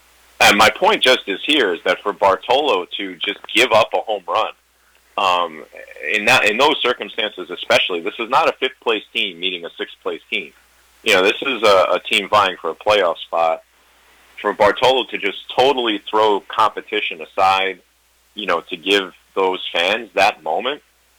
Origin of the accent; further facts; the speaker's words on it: New York City, New York, United States; I'm from Queens, born, raised, and living.